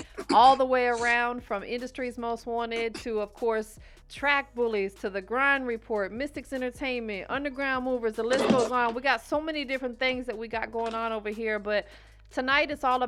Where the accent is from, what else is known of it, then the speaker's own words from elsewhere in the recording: Tampa, Florida, United States; I'm from Florida. Like, I grew up born and raised in Florida